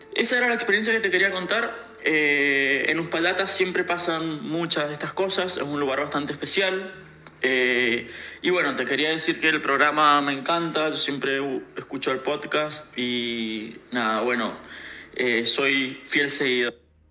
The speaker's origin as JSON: {"language": "Spanish", "region": "Mendoza", "country": "Argentina", "said": "yo soy de Mendoza"}